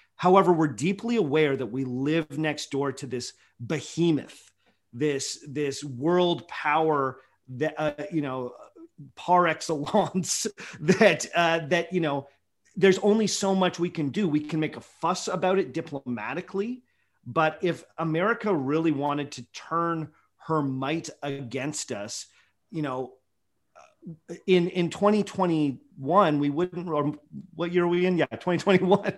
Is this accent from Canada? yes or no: yes; Ontario, Canada; as a Canadian and especially as an Ontarian